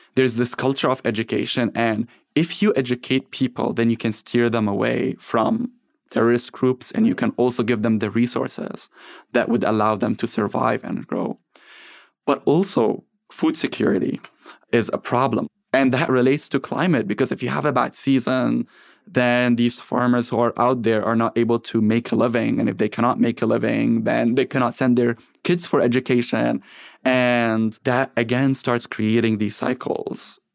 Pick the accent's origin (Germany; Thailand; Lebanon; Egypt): Lebanon; moved away as an adult; now in United States; I grew up in Lebanon after the Civil War ended